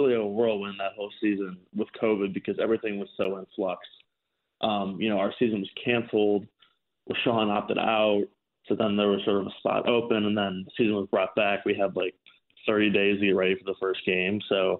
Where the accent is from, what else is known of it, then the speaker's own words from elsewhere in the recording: Chicago, Illinois, United States; So I've always been a Packers fan, despite growing up in Chicago.